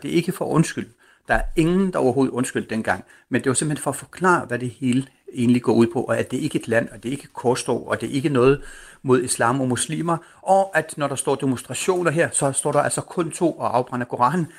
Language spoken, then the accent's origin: Danish; Denmark; du og jeg som danskere